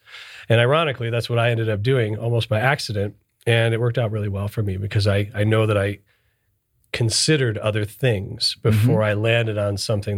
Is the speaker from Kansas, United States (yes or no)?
no; Michigan, United States; So I was born and raised in Michigan, northern Detroit suburbs, and I'm Sicilian.